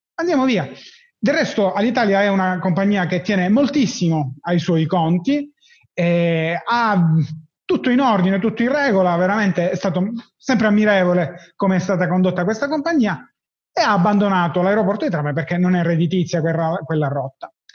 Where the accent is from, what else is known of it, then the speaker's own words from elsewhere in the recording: Palermo, Sicily, Italy; sono di Palermo